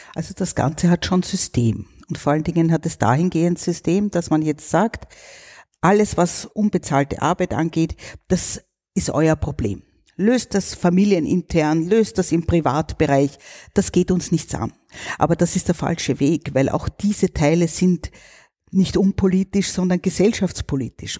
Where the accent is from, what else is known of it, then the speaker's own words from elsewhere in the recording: Austria; bei uns in Österreich